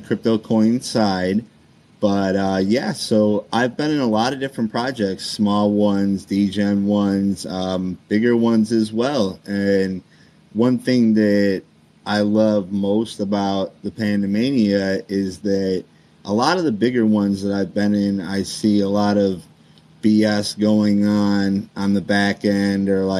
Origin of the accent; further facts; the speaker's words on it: Illinois, United States; I'm from Illinois, and I grew up playing sports my whole life